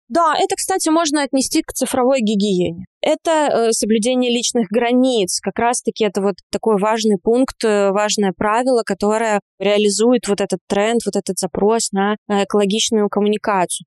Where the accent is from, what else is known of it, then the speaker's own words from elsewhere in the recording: Georgia; я грузинка